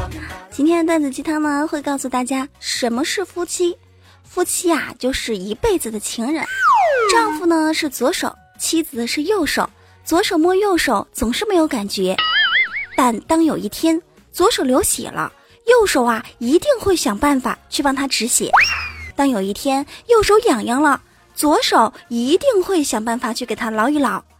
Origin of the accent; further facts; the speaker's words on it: China; 因为毕竟我们是中华儿女嘛，你看我们中国人有多聪明啊！